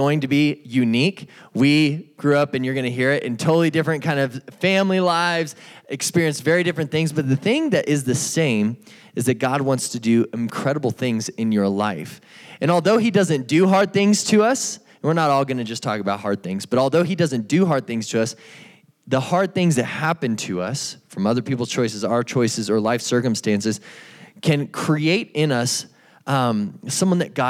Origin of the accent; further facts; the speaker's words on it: Albuquerque, New Mexico, United States; I grew up in Albuquerque, New Mexico, right over here in the East Mountains.